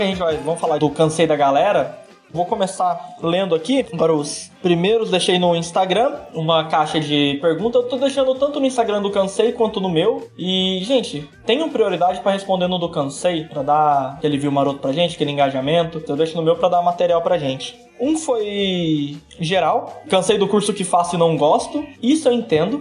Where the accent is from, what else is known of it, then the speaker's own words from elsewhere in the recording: Brazil; a gente é do Brasil